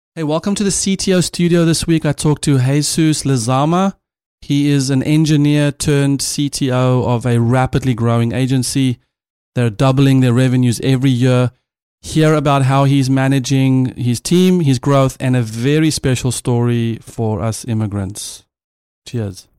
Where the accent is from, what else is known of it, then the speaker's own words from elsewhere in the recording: South Africa; moved away; a South African dad